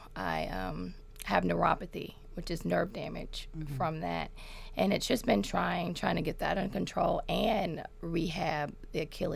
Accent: Memphis, Tennessee, United States; Orange Mound. What's up? Throw them O's. Yes, yes, yes.

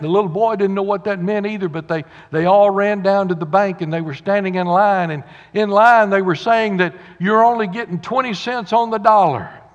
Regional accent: the South, United States; We're from the South

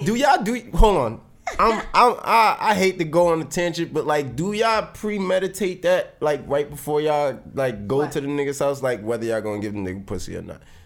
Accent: New York City, New York, United States; I was a kid from Brownsville

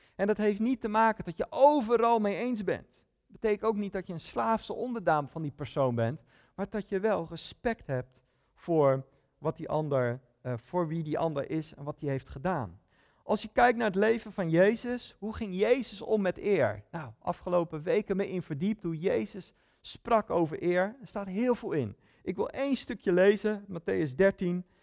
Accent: Netherlands; Ik ben een Nederlander

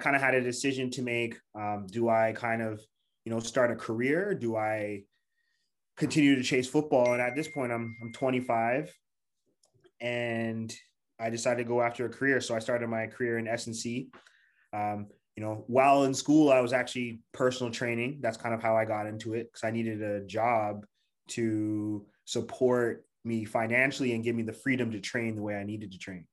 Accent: Toronto, Ontario, Canada; also born or lived in Montreal; I'm from Toronto, Canada.

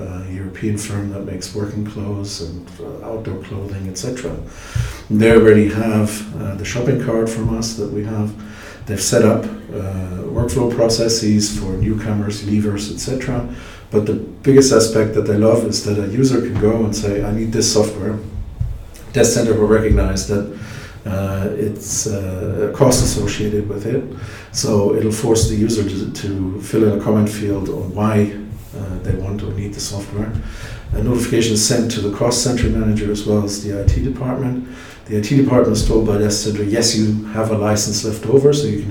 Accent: Germany; I'm from Germany

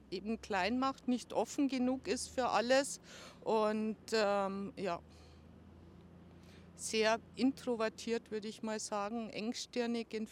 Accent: Ingolstadt, Bavaria, Germany; Ingolstadt ist meine Stadt, meine Heimat, in der ich mich wohlfühle und die ganz viel zu bieten hat.

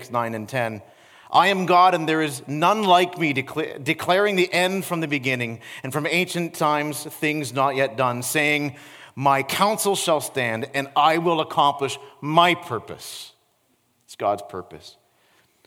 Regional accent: Peterborough, Ontario, Canada; now in Niagara, Canada; this hole-in-the-wall restaurant in my hometown in Peterborough

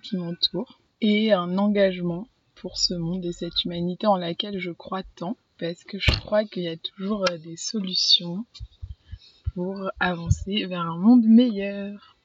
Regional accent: Paris, Île-de-France, France; moved away; j'ai grandi à Paris.

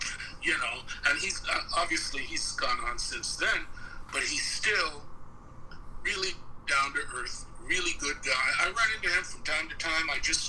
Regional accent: New York, United States; now in Los Angeles, United States; Because I came to LA. So I came from New York. Mm-hmm. So by the time I hit LA, I was all New Yorker.

